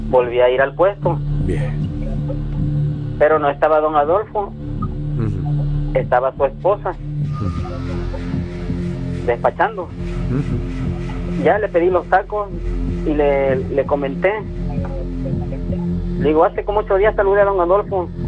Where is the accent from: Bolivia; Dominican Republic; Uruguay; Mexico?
Mexico; Zempoala, Veracruz; Yo soy originario de Zempoala, donde están las ruinas.